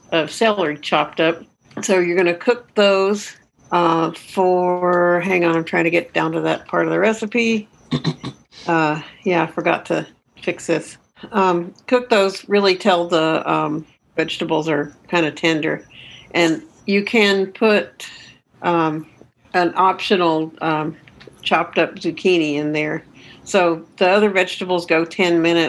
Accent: Austin, Texas, United States; I am from Austin, Texas.

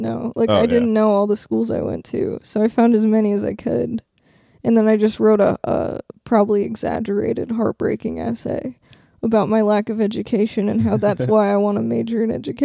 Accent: Renton, Washington, United States; also born or lived in Kent, Washington / Puyallup, Washington; I was born in Renton

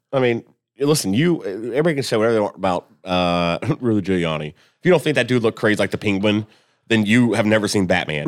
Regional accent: Columbus, United States; I'm, I'm from Columbus

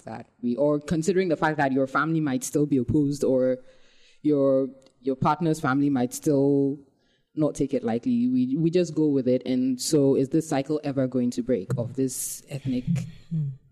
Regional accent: Ghana; for us young Ghanaians

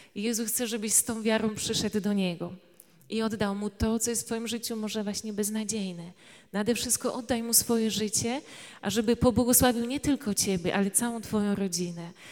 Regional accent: Tarnowska Wola, Subcarpathian Voivodeship, Poland; pochodzę e, z Podkarpacia. E, to jest taka mała miejscowość Tarnowska Wola i cóż, tam wyrastałam

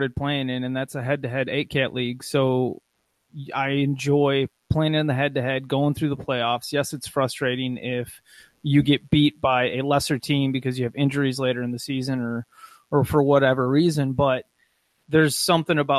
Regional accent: Muskegon, Michigan, United States; when I was growing up in Muskegon, Michigan

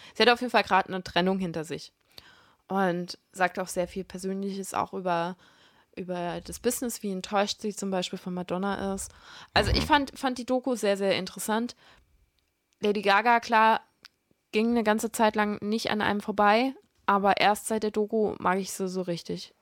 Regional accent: Hesse, Germany; moved away; ich komme ja ursprünglich aus Hessen

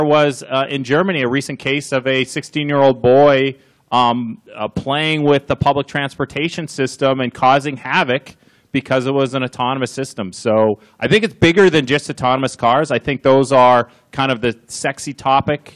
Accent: Canada; now in United States; I'm Canadian

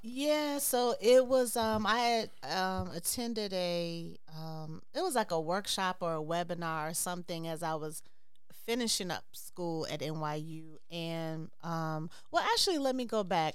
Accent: Chicago, Illinois, United States; also born or lived in Brooklyn, New York; I am from Chicago

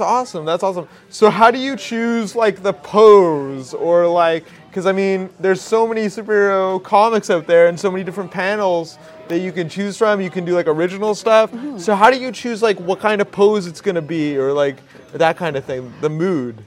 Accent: White Rock, British Columbia, Canada; grew up in South Surrey, White Rock

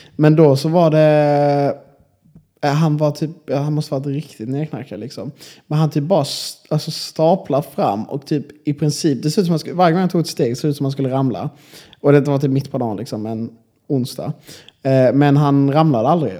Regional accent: Malmö, Skåne, Sweden; moved away as an adult; now in Linköping, Sweden; jag är ändå från Malmö liksom, och det är en ganska stor stad

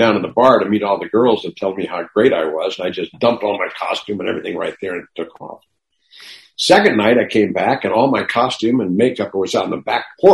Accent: Newport Beach, California, United States; now in Los Angeles, United States; I grew up out here in Newport Beach, which is about 60 miles south of Hollywood here

